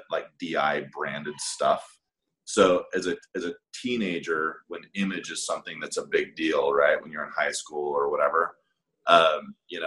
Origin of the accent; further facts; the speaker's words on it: Salt Lake City, Utah, United States; in Salt Lake, you know, I grew up in the Mormon church